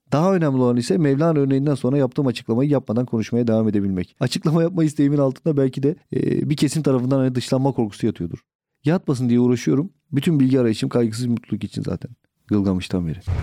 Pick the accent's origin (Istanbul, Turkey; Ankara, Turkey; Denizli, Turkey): Istanbul, Turkey; Yeldeğirmeni; Gençliğim yel değirmeninde geçti. E, hala da oradayım